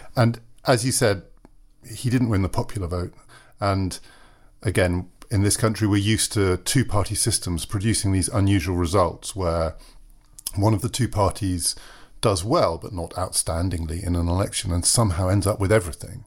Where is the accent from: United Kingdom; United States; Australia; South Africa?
United Kingdom; as a British citizen